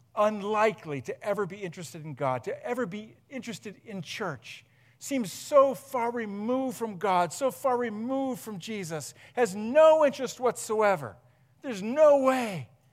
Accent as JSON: {"language": "English", "town": "Huron", "region": "Ohio", "country": "United States", "tie": "born or raised there", "also_born_or_lived": "Akron", "said": "we moved from Akron back up to here, grew up in Huron"}